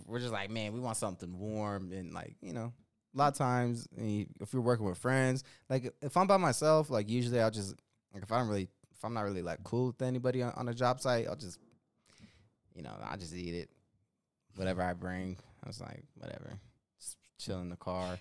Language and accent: English; Denver, Colorado, United States; accent: Denver Chicano; my accent's purely Denver, Chicano